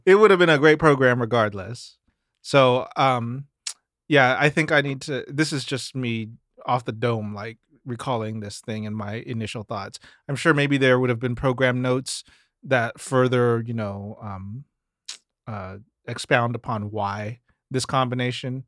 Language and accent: English; Mississippi, United States; moved away; growing up in Mississippi